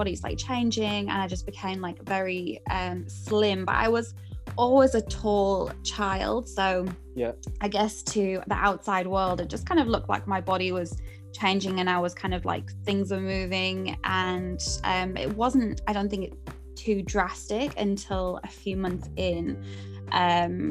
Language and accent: English; Durham, North East England, United Kingdom; moved away as an adult; now in British Columbia, Canada; I'm born and raised in Durham